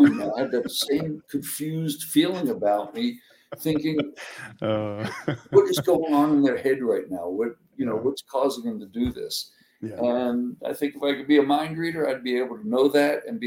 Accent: Miami, Florida, United States; now in El Paso, United States; when I was growing up in Miami

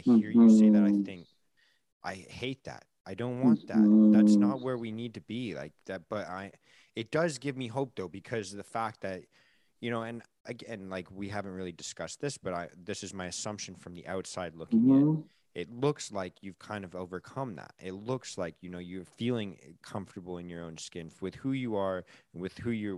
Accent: Vancouver, British Columbia, Canada; again, like growing up in Canada, it's

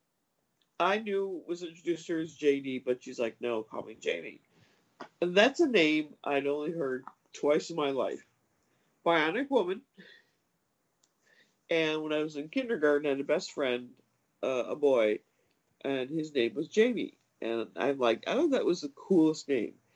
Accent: Des Plaines, Illinois, United States; Des Plaines is my hometown where I grew up

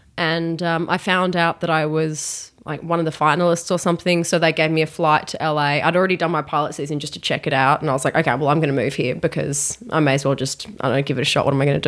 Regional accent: Australia; moved away; I am from Australia.

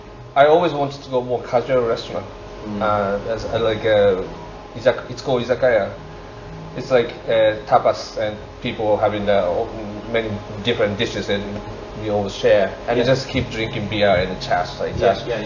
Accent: Fukuoka, Japan; English is a second language; moved away as an adult; now in Cork, Ireland; my hometown, it's called Fukuoka, is a kind of compact city

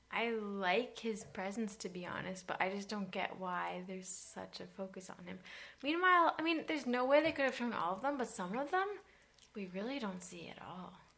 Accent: Massachusetts, United States; We're from Massachusetts

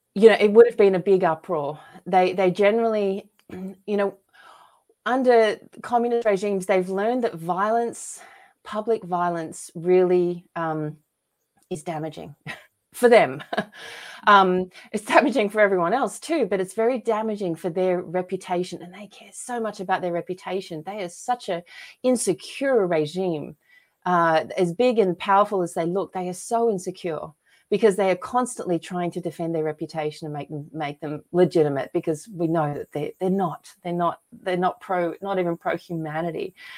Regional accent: Australia; moved away as an adult; now in United States; I was lucky to be born and raised in Australia, and I moved to America here in, uh, two thousand ten

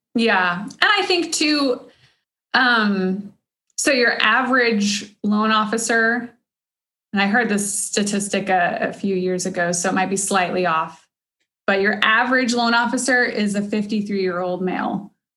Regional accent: Cedar Park, Texas, United States; I grew up in Cedar Park from like fifth grade on

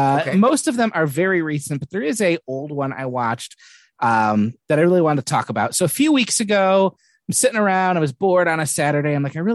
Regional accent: Warren, Michigan, United States; So I grew up in Warren, probably about 2 miles from where Eminem grew up, and about a mile from where they filmed a lot of the movie.

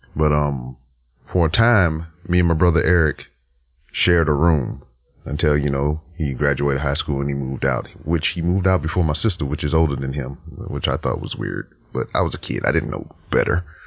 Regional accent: Lake Charles, Louisiana, United States; moved away; I'm here in my hometown of Lake Charles, Louisiana.

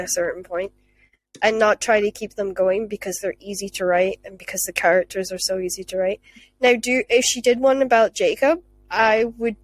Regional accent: Scotland, United Kingdom; as a Scottish person

